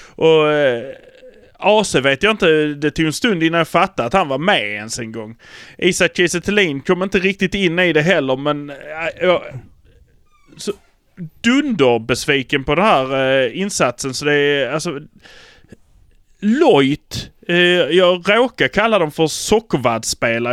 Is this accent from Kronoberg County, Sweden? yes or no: no; Malmö, Skåne, Sweden; vi är från Malmö